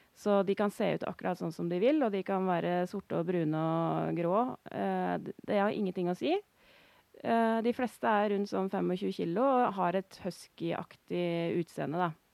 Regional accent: Notodden, Vestfold og Telemark, Norway; moved away as an adult; now in Øystre Slidre, Norway; Jeg er fra Notodden i Telemark

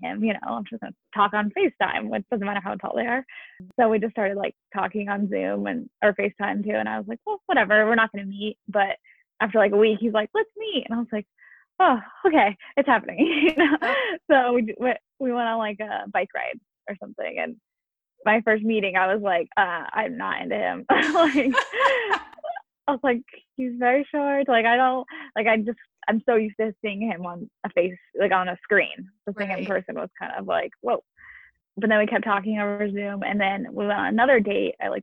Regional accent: California, United States; moved away as an adult; now in Waltham, United States; I'm from California

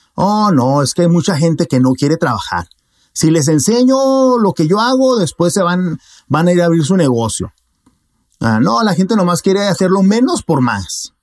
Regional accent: Mexico; como buen mexicano

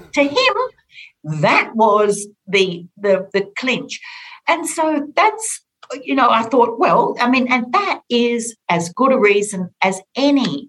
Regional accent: Orange, New South Wales, Australia; I grew up on a farm outside of Orange in rural New South Wales

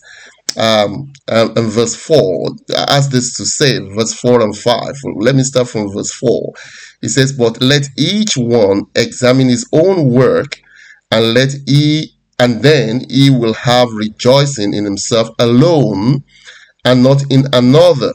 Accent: Nigeria; moved away; I'm originally from Nigeria before I moved out of the country

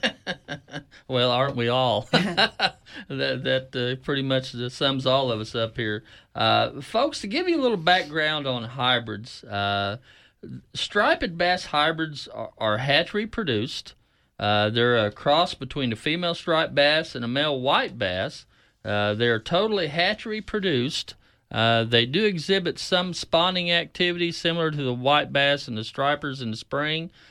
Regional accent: Keystone Lake, northeastern Oklahoma, United States; growing up on Keystone

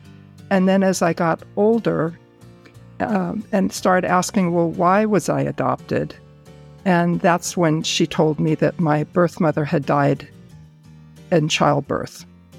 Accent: Buffalo, New York, United States; born there; She gave me the information of the doctor that delivered me back in New York, where I was born in Buffalo, New York.

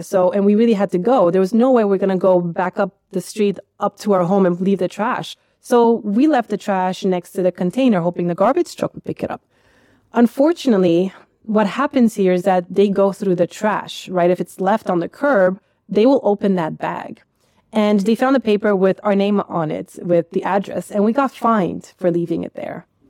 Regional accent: United States; now in Netherlands; I grew up in America

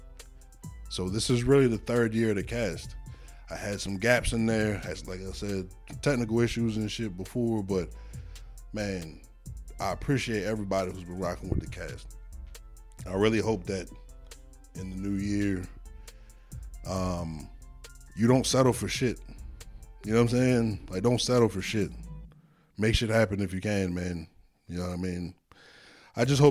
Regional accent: Midland, Texas, United States; I'm from Midland, I guess

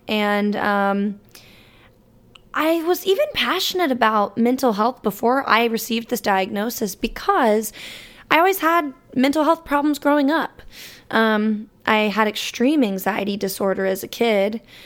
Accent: Alabama, United States; moved away; growing up in that state

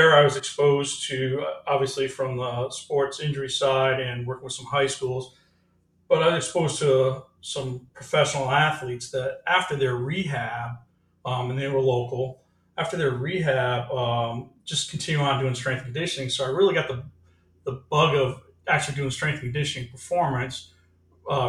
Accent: Rhode Island, United States; I'm from Rhode Island and New England area, so hockey's our big thing here

